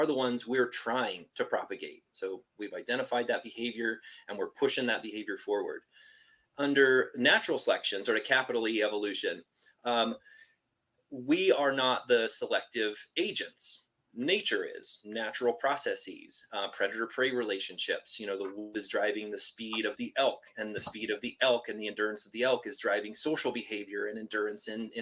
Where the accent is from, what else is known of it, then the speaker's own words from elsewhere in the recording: Washington, United States; I am from Washington State and just grew up with sort of a childhood love of like nature and the outdoors